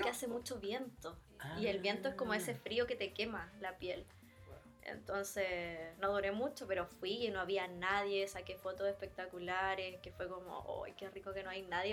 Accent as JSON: {"language": "Spanish", "region": "Valparaíso", "country": "Chile", "also_born_or_lived": "Germany / Denmark", "moved": "as an adult", "lives_now": "Stockholm, Sweden", "said": "De Valparaíso, de la quinta región."}